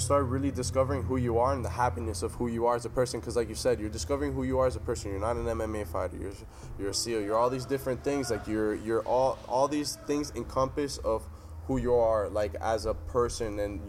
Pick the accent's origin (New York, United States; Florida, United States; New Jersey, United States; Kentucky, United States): Florida, United States; Miami; I'm from Miami. I know exactly how that shit is, man.